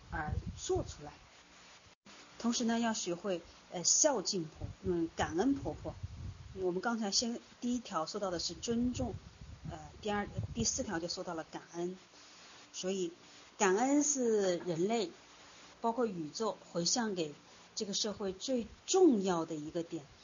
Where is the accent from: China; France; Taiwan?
China; 我们中国人，呃，过往特别注重的就是大家庭的隔代教养，祖辈的关系